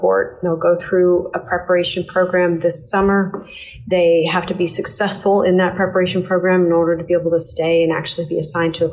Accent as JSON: {"language": "English", "town": "Tulsa", "region": "Oklahoma", "country": "United States", "tie": "born or raised there", "also_born_or_lived": "Texas / Florida / Washington, D.C.", "moved": "as an adult", "said": "It's my hometown"}